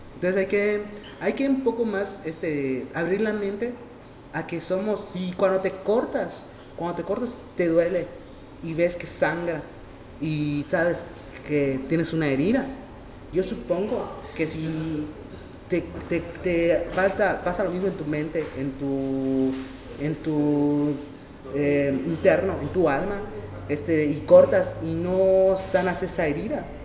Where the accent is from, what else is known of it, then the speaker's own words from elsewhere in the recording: Mexico; nosotros como mexicanos